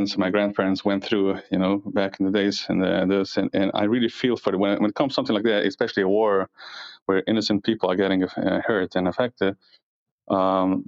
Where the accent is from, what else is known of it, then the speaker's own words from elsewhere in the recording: United States; I happen to live in New Jersey, in New York. I'm from New York and New Jersey